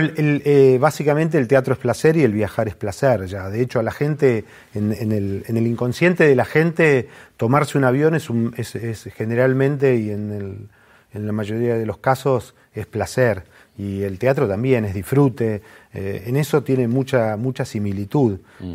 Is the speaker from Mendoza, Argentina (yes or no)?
no; Mar del Plata, Buenos Aires Province, Argentina; also born or lived in General Roca, Córdoba; a los 9, 10 años me fui a vivir a Mar del Plata con mis viejos